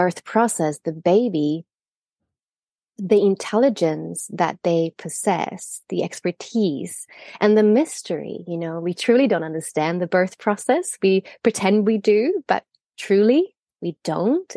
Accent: Sweden; moved away as an adult; also born or lived in Australia; I'm Swedish, but I trained and lived in Australia for many years

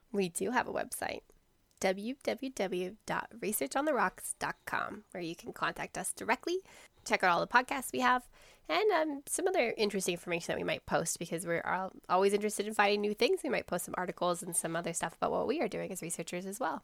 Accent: Canada; moved away; I am from Canada, as you can tell from my accent

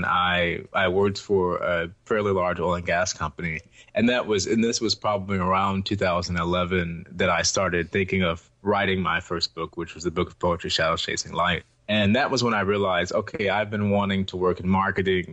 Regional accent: Houston, Texas, United States; also born or lived in Ohio; I was born and raised here in Houston

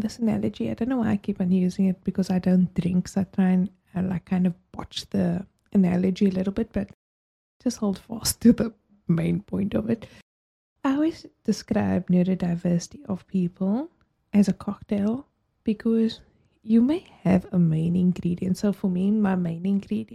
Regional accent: South Africa; as a South African

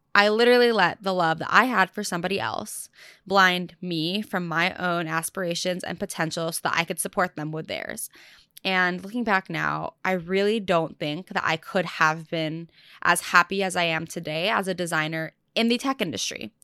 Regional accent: Orange County, California, United States; moved away as an adult; now in New York City, United States; I spent the last few months back home, like in my childhood home in SoCal

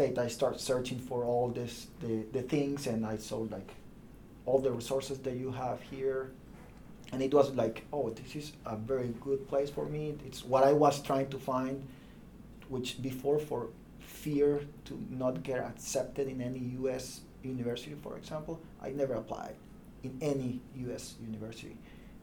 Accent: El Salvador; English is a second language; moved away as an adult; also born or lived in Bologna, Italy; now in United States; I'm from El Salvador

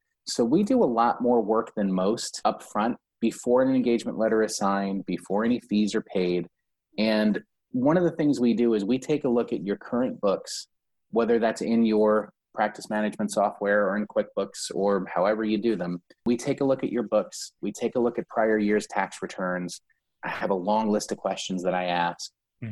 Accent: New York, United States; now in Florida, United States; I'm a New Yorker. I'm born and raised in New York. Yes, I live in Florida

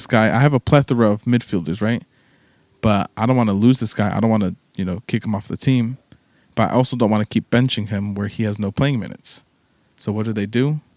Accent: London, United Kingdom; Because we're both from North London.

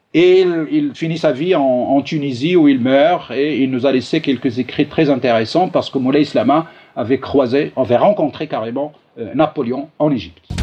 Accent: Morocco; chez nous au Maroc

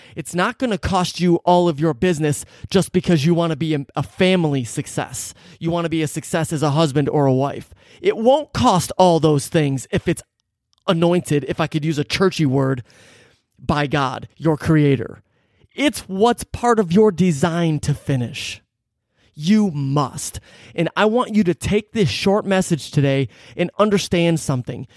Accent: Detroit, Michigan, United States; growing up in Metro Detroit

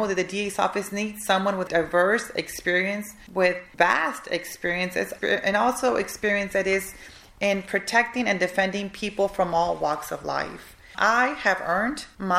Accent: the Rio Grande Valley, Texas, United States; also born or lived in Michigan; I came back to my hometown

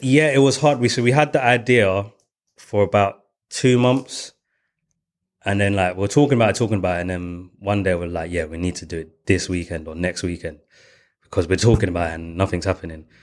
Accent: London, United Kingdom; I was going from East London

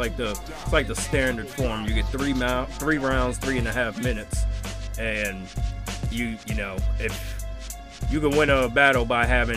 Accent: Newark, New Jersey, United States; I'm also from Newark

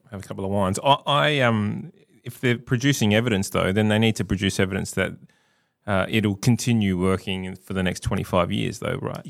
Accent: South Australia, Australia; I live here, I love this state, I'm a proud South Australian

